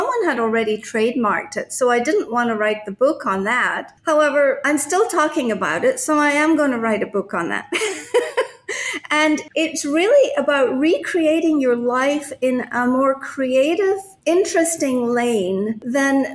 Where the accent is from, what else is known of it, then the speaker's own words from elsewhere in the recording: Scotland, United Kingdom; also born or lived in Japan / United States; now in Puerto Vallarta, Mexico; I was born in Scotland, but I became a citizen when I was living in Japan.